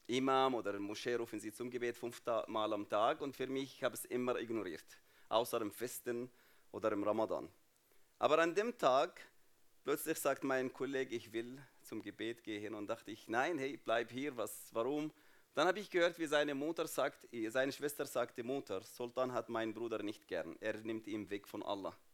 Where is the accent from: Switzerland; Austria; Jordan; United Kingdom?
Jordan; German is a second language; So, ich bin Palästinenser, aber nicht in Palästina aufgewachsen, nicht in Israel aufgewachsen, sondern in Jordanien. Jordanien, warum? Weil 1967 meine Familie geflüchtet von Jerusalem nach Jordanien.